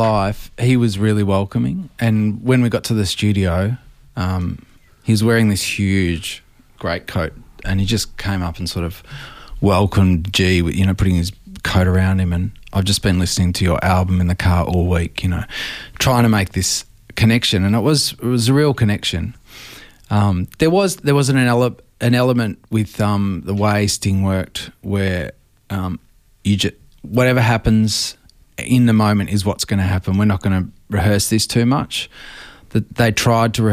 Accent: Melbourne, Victoria, Australia; I grew up down in Sandringham

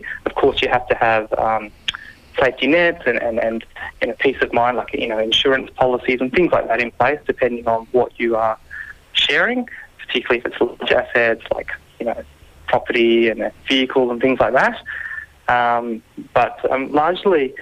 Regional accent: New South Wales, Australia; I'm from New South Wales

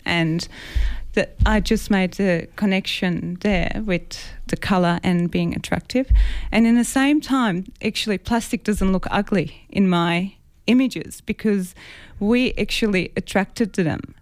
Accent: Cyprus; moved away; I grew up grew up in an island, so I'm originally from Cyprus, and I grew up near a water.

